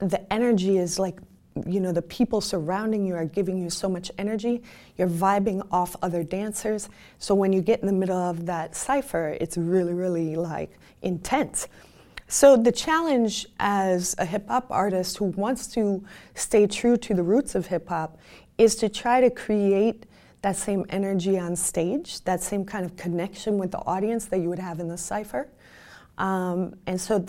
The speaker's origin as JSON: {"language": "English", "town": "Chicago", "region": "Illinois", "country": "United States", "said": "I'm from Chicago"}